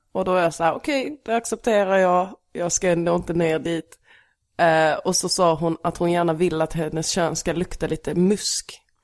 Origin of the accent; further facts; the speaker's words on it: Stehag, Skåne, Sweden; also born or lived in Lund / Malmö; Sen flyttade vi till Stehag, en liten by mellan här och Eslöv. Mm. Där jag växte upp